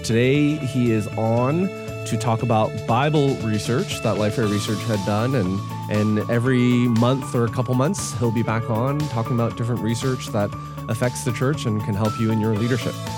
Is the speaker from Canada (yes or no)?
yes; Canada; I am Canadian